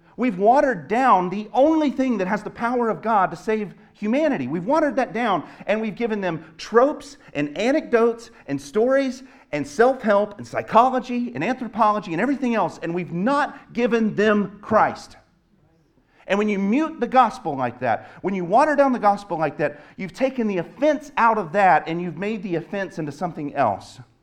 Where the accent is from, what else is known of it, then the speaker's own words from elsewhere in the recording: the South, United States; moved away; I grew up in the South